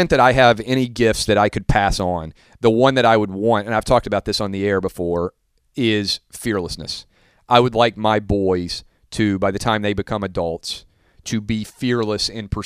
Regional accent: Southern United States, United States; I was raised in the South, it's the flip, right?

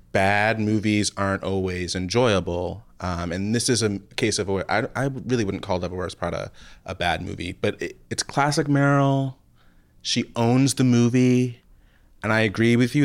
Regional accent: New Jersey, United States; I'm from New Jersey

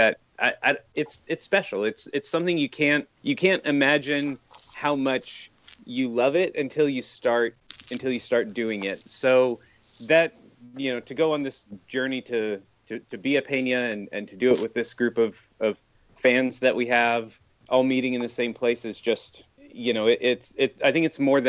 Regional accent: San Diego, California, United States; now in Los Angeles, United States; I grew up in San Diego

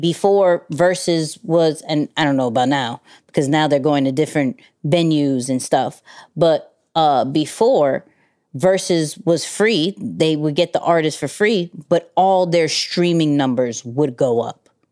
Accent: New York, United States; as a New Yorker

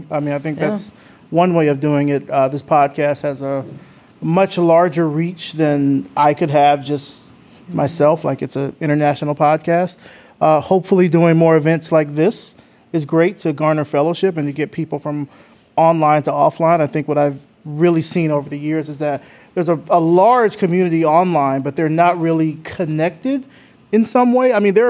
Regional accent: Atlanta, Georgia, United States; I mean, I come from Atlanta, so I'm biased.

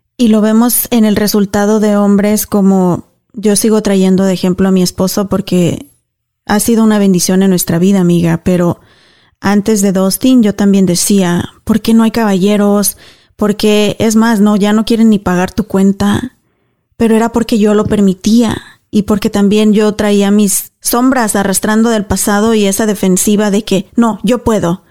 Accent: Mexico; now in United States; yo soy cristiana, crecí católica en México, aquí me bauticé cristiana

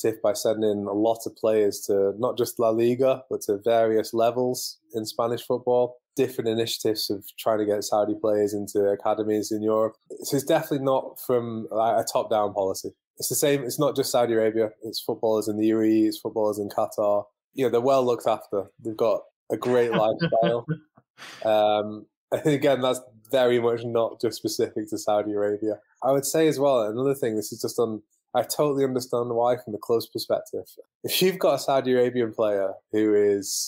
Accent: Manchester, North West England, United Kingdom; moved away; I'm originally from Manchester

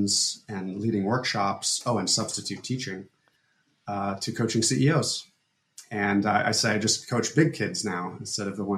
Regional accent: Fairfield, Iowa, United States; We had whatever religion we wanted to have growing up in Fairfield.

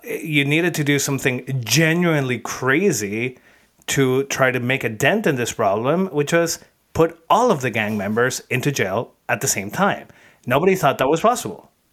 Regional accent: Venezuela; I'm from Venezuela

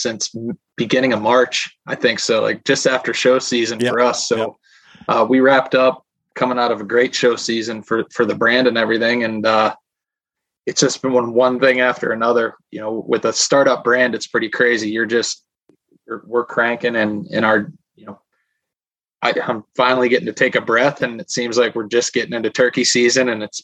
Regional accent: Pittsburgh, Pennsylvania, United States; I'm from the Pittsburgh, Pennsylvania area, but grown up, you know, hunting heritage, hunting family

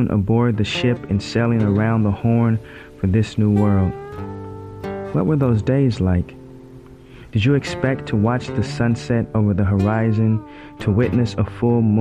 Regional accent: Oregon, United States; my home state, Oregon

